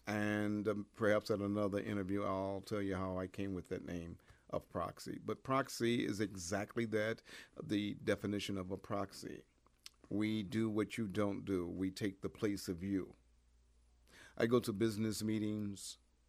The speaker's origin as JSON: {"language": "English", "town": "Detroit", "region": "Michigan", "country": "United States", "tie": "born or raised there", "said": "I was raised in the Detroit area, Detroit, Michigan, at a time when it was just fantastic to be a kid in Detroit"}